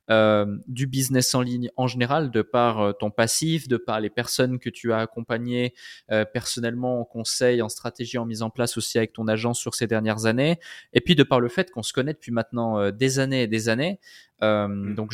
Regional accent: Morocco; born there; lancer un blog autour euh, du fait de vivre au Maroc et du Maroc qui est, mon pays de cœur qui est mon pays natal

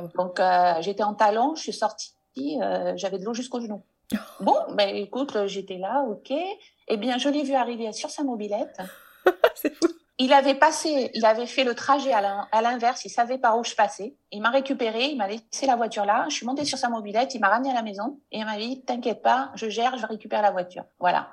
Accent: France; first language French; moved away as an adult; now in Morocco; une langue comme la langue française, même si c'est ma langue maternelle

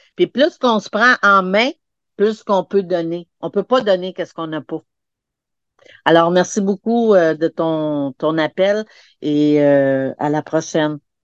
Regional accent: Montreal, Quebec, Canada; je suis venue au monde vraiment, là, pour ceux qui connaissent le, Corée-Saint-Louis au Québec, là, c'est vraiment la place dans les années où c'était le Red, le red Spot

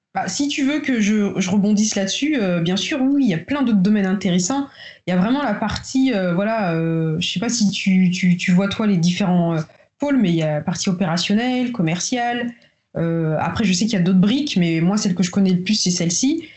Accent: Paris, Île-de-France, France; moved away as an adult; also born or lived in Tours; now in Guadeloupe; je vis en Guadeloupe depuis 6 mois. Euh, j'ai toujours vécu sinon à Paris, entre Tours et Paris

